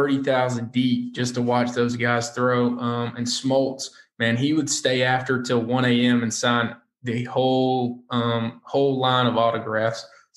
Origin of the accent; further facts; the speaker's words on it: Greenville, South Carolina, United States; in my hometown, Greenville, South Carolina